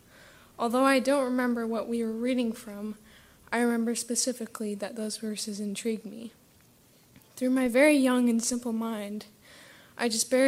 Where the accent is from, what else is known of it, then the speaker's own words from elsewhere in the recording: Tirana, Tirana County, Albania; born there; I was born in Tirana, Albania. For those of you who don't know, that is in southern Europe, east of Italy.